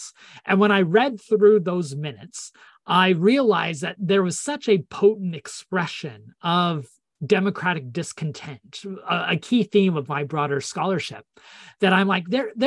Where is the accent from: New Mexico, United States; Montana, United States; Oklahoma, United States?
New Mexico, United States; moved away as an adult; also born or lived in Idaho / Edinburgh, United Kingdom / Cambridge, United Kingdom; now in Texas, United States; I was born in Idaho, raised mostly in New Mexico.